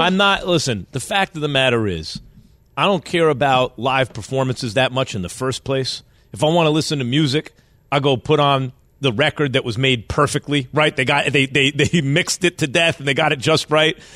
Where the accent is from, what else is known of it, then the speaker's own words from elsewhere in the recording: New York, United States; growing up in New York